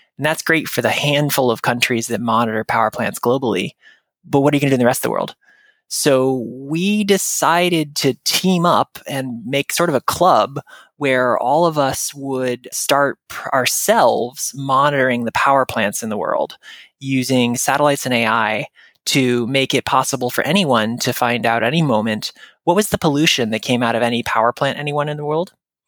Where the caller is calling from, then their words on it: Williamstown, Massachusetts, United States; I'm in Western Massachusetts right now, Williamstown, Mass.